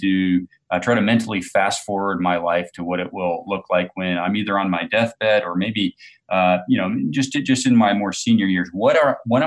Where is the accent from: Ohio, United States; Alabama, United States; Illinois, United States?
Illinois, United States; farm country in; also born or lived in Chicago; We were visiting Chicago, which I consider my hometown. I grew up in farm country in Illinois